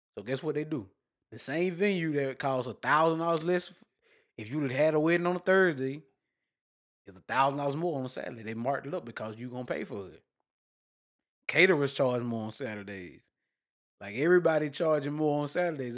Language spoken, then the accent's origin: English; Douglas, Georgia, United States; I'm from Douglas, not Douglasville